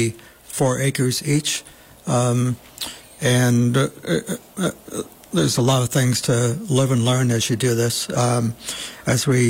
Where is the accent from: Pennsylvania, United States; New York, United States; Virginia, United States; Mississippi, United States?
New York, United States; Bovina; I still live in Bovina. I was born in Bovina.